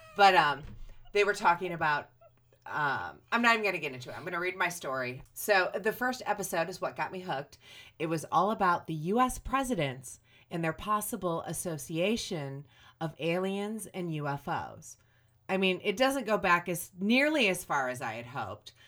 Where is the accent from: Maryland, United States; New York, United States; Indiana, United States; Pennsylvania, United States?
Indiana, United States; Griffith; I grew up in Griffith